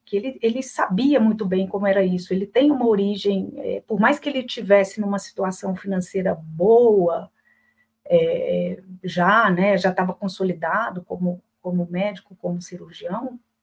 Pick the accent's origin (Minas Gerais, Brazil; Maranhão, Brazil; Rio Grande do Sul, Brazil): Minas Gerais, Brazil; Belo Horizonte; accent: mineiro; Mineira que sou, de Belo Horizonte